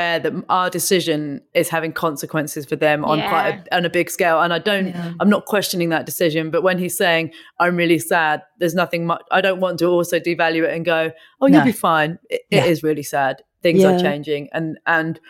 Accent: Buckinghamshire, South East England, United Kingdom; now in London, United Kingdom; I grew up in Buckinghamshire.

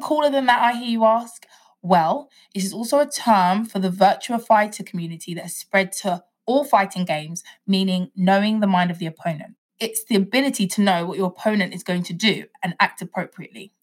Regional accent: Nigeria; I'm Nigerian

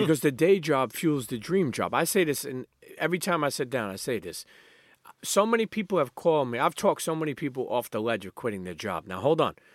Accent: New York City, New York, United States; I grew up in Coney Island

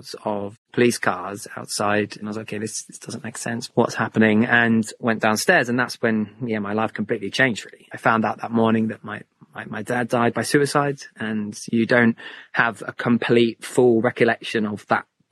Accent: St Ives, South West England, United Kingdom; I grew up in Cornwall, so St. Ives in Cornwall

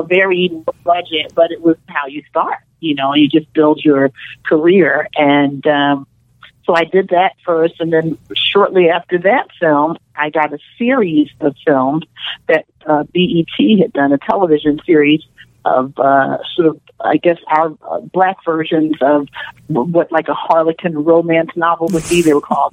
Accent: Philadelphia, Pennsylvania, United States; moved away as an adult; also born or lived in Chicago; now in Los Angeles, United States; I'm originally from Philadelphia.

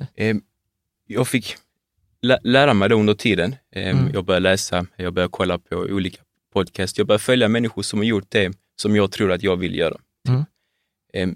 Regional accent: Malmö, Skåne, Sweden; född och uppvuxen

